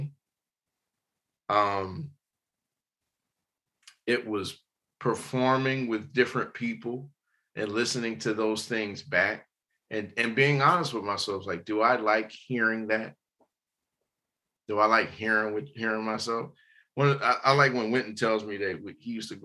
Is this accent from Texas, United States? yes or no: no; Warren, Ohio, United States; I'm a country boy, man. I'm from Warren, Ohio